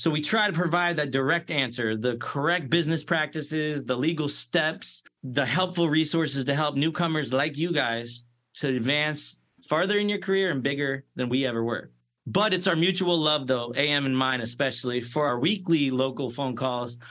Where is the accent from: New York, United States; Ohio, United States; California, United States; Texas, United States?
New York, United States; Sleepy Hollow; also born or lived in Boca Raton, Florida; now in Central Florida, United States; I was born in Sleepy Hollow, New York, where our guest was born at. And now I'm living in sunny Central Florida.